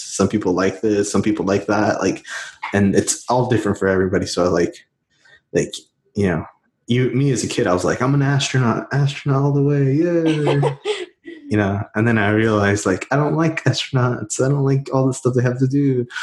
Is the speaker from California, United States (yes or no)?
no; Houston, Texas, United States; Houston, Texas